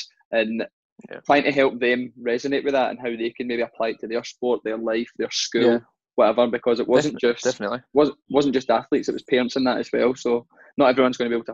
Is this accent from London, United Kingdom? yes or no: no; Scotland, United Kingdom; our accent